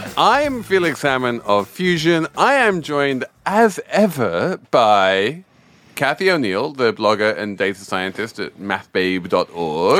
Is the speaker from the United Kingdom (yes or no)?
yes; Europe, in Britain, England, United Kingdom; I grew up in Europe and with a very sort of pro-European family